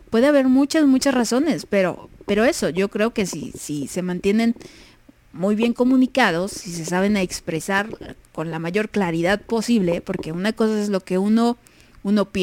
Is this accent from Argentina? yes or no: no; Puerto Rico; now in United States; y pues yo soy de Puerto Rico, pero vivo en Estados Unidos.